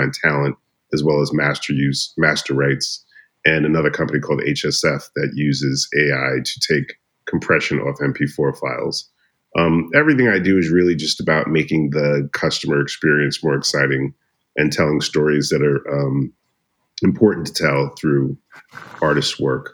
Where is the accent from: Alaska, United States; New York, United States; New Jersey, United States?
New Jersey, United States; moved away as an adult; also born or lived in Washington, D.C.; now in Los Angeles, United States; I was a kid from New Jersey